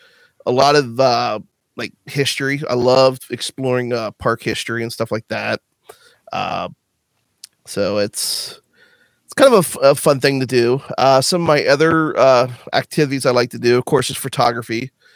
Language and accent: English; Northern Kentucky, United States; I'm from the Northern Kentucky area, just south of Cincinnati, Ohio.